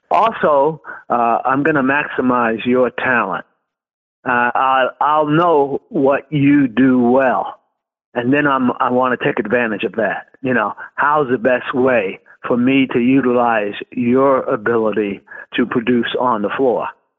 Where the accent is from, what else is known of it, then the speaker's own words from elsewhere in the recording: Brooklyn, New York, United States; You know, I grew up in Brooklyn, New York, and I was a big Dodger fan.